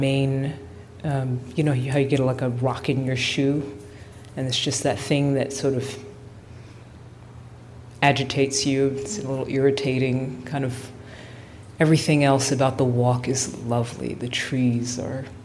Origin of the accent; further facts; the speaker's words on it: New York, United States; now in Bay Area, United States; I'm really happy to be home. I'm a New Yorker